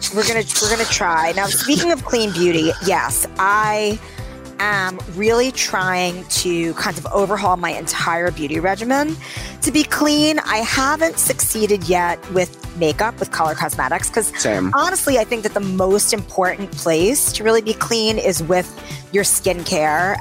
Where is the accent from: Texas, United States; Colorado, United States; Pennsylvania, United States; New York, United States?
New York, United States; New York City; I grew up in New York City